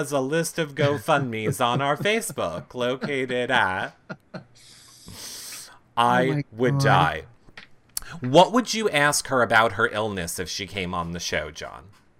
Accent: the South, United States; I'm from the South, so I'm stupid and I don't know how to put a vitamin in my mouth?

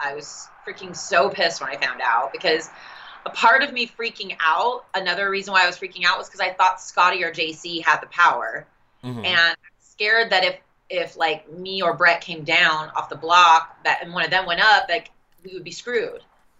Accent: Las Vegas, Nevada, United States; We're both from Vegas.

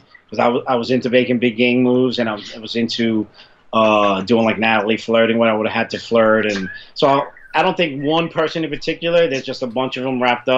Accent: New York City, New York, United States; I grew up in Italian and Irish neighborhood growing up in the 80s. And 90s in the Bronx where I live

